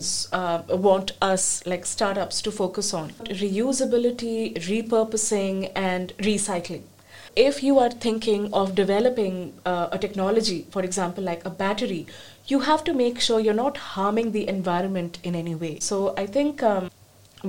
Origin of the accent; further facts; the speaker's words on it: India; moved away; I come from India